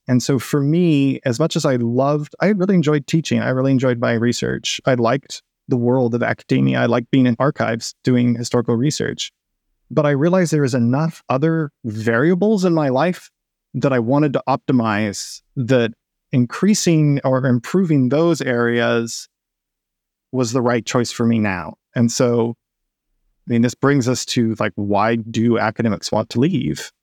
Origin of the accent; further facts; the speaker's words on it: West Coast, United States; moved away as an adult; also born or lived in Texas; now in Seattle, United States; I've moved from Texas to the Seattle area, where I'm from the West Coast originally. It's my landscape.